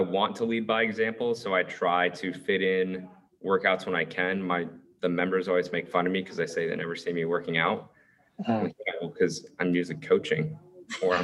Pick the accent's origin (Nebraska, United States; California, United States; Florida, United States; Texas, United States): Florida, United States; Gainesville; I grew up in Gainesville.